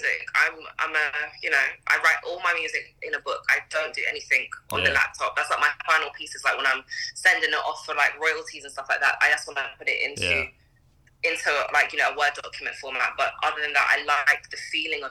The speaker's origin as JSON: {"language": "English", "region": "England", "country": "United Kingdom", "tie": "born or raised there", "also_born_or_lived": "Trinidad", "lives_now": "London, United Kingdom", "said": "I grew up in England and my mom is like extremely West Indian"}